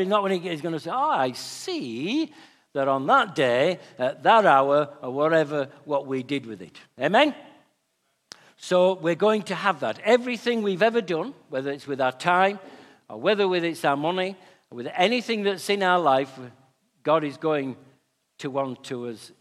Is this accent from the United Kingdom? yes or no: yes; Yorkshire and the Humber, United Kingdom; being a Yorkshireman